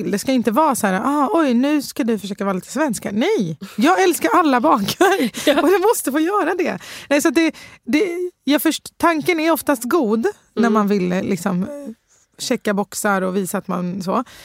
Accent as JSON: {"language": "Swedish", "country": "Sweden", "tie": "born or raised there", "said": "jag är halv syrier, halv libanes. Ah. Eh, men bott i Sverige hela mitt liv."}